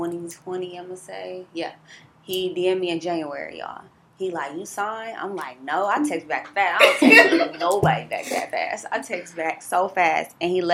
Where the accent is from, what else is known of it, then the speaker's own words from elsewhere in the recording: Milwaukee, Wisconsin, United States; I'm originally from Milwaukee, Wisconsin. I'm a Midwest